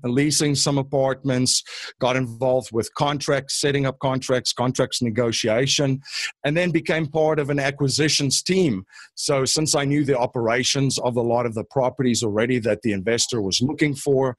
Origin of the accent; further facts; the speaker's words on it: Stellenbosch, Western Cape, South Africa; moved away as an adult; now in United States; I'm actually originally from South Africa. I grew up in a town called Stellenbosch, about 45 minutes outside of Cape Town